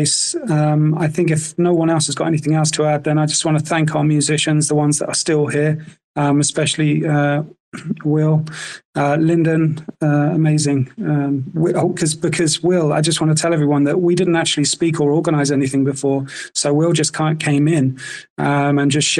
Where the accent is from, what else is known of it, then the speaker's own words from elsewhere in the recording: South Africa; moved away as an adult; also born or lived in United Kingdom; I spent my whole childhood growing up in SA